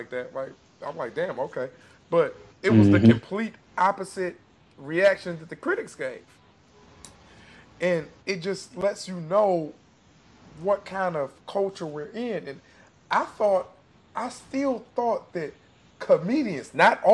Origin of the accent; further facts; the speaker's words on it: Detroit, Michigan, United States; I'm from Detroit. I'm from the East Side. I'm from the hood.